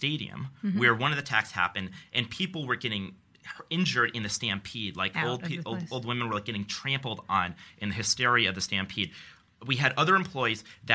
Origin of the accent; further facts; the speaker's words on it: Albany, New York, United States; growing up, my parents are social workers. So the first time I was ever on an airplane, I went to St. Louis, and I thought that was like going to a foreign country. And I was from Albany, New York